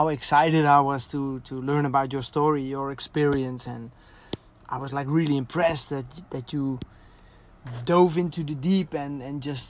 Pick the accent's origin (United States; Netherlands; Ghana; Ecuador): Netherlands; also born or lived in south of Spain; now in Spain; We're a Dutch couple living and running a successful business in the south of Spain.